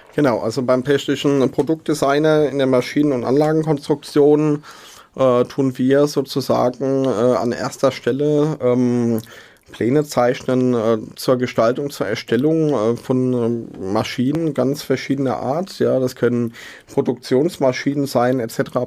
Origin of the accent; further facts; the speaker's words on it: Mainz, Rhineland-Palatinate, Germany; ich bin in Hechtsheim aufgewachsen, bin in Mainz geboren